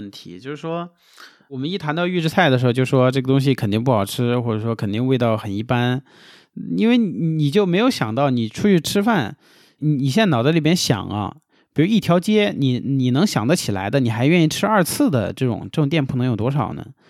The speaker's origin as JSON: {"language": "Chinese", "region": "Beijing", "country": "China", "accent": "Beijing (京味儿)", "moved": "as an adult", "lives_now": "Sichuan, China", "said": "我也是北京的，我我高碑店的。"}